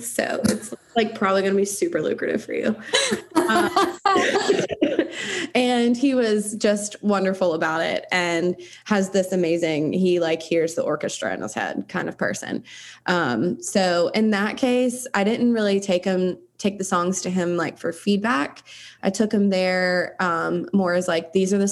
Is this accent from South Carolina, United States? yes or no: yes; South Carolina, United States; I was raised in South Carolina. Like, that's just never going to change, and I can't change my accent.